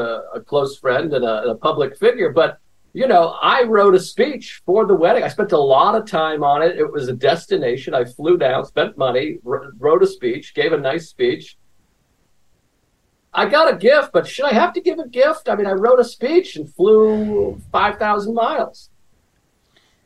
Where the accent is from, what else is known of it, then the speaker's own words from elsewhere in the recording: Massachusetts, United States; I'm from Massachusetts